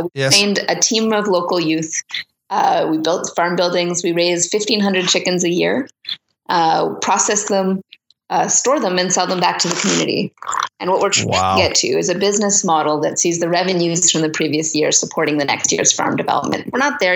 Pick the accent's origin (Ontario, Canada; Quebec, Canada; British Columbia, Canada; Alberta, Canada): Ontario, Canada; Toronto; now in Manitoba, Canada; I'm from Toronto originally.